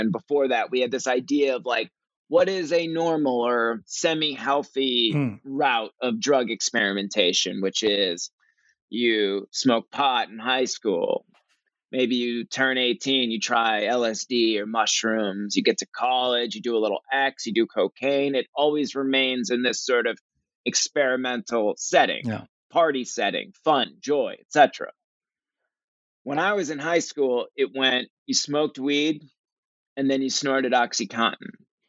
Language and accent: English; Cape Cod, Massachusetts, United States; I grew up in Cape Cod. It's a beautiful, beautiful beach town in Massachusetts.